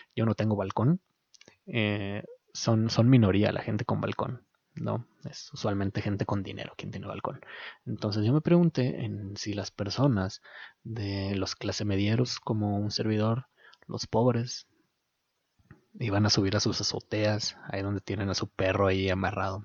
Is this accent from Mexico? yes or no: yes; Mexico; los mexicanos somos capaces de unirnos